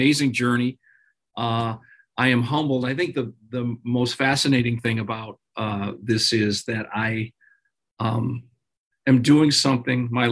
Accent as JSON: {"language": "English", "town": "Hammond", "region": "Indiana", "country": "United States", "tie": "born or raised there", "also_born_or_lived": "Chicagoland area", "said": "I grew up in Hammond, Indiana, which is the southeast side"}